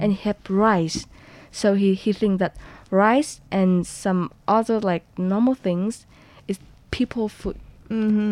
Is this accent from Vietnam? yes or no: yes; Hanoi, Vietnam; moved away as an adult; now in Taiwan; I'm from Hanoi, Vietnam